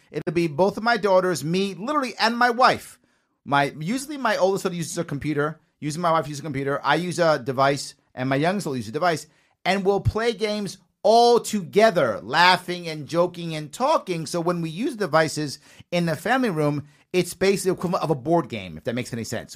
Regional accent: New York City, New York, United States; I also, of course, was raised in the Bronx, too, South Bronx, by Yankee

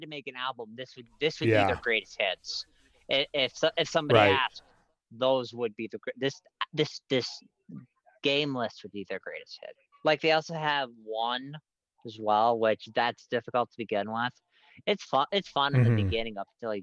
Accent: Minnesota, United States; I'm from Minnesota

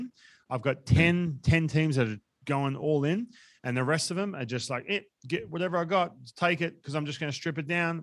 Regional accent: Australia; moved away; we come from Australia

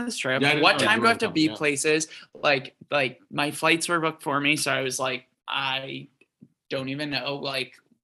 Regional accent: outside New York City, United States; I come from outside New York City

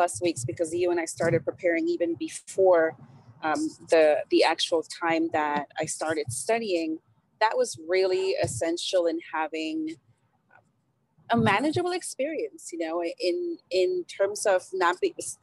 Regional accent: San Francisco, California, United States; also born or lived in El Salvador; I am Latin American, I'm Salvadorian, I grew up in San Francisco, and I came to the United States when I was 9 years old

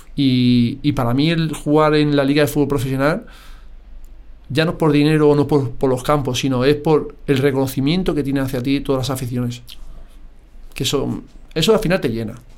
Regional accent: Madrid, Community of Madrid, Spain; Pero necesitaba ya mi Madrid. Necesitaba volver a Madrid.

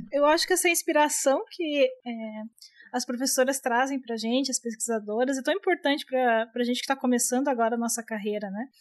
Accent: Santa Catarina, Brazil; moved away; Na época eu morava em Santa Catarina, eu sou de lá, né? Eu sou catarinense

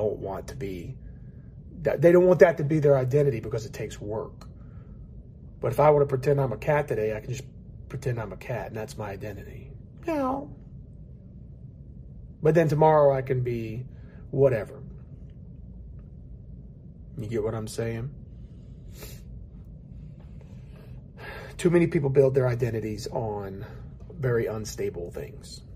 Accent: High Point, North Carolina, United States; It wasn't but 3 hours from High Point

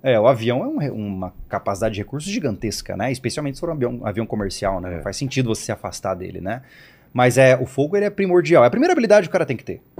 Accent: Campo Grande, Mato Grosso do Sul, Brazil; now in Florianópolis, Brazil; eu sou de Campo Grande, Mato Grosso do Sul, né? E eu passava sempre os finais de semana na chácara, né? Na horta, aquela coisa, né? De guri

